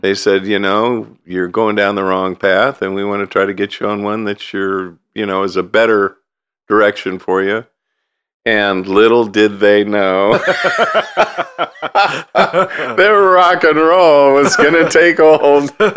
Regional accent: Lafayette, California, United States; grew up in Lafayette in the hills and not really downtown Lafayette, but more so way back in the hills. We had a Walnut Creek phone number

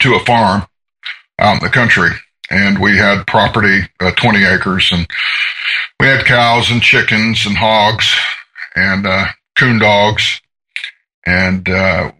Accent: Atlanta, Georgia, United States; also born or lived in Seattle; now in Portland, United States; I'm from Georgia. I was born in Atlanta.

